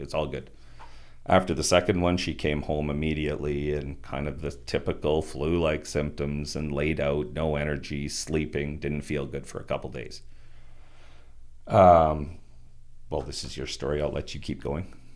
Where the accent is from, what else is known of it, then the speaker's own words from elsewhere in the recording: Turtleford, Saskatchewan, Canada; I grew up in, on a family farm just outside of Turtleford